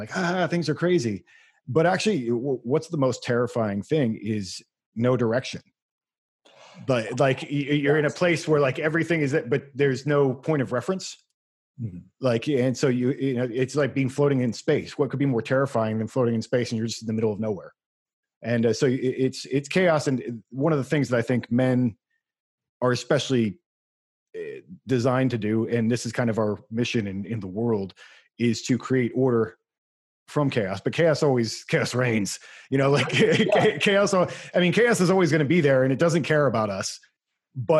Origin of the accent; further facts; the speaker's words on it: United States; my blood's pretty German, but I'm an American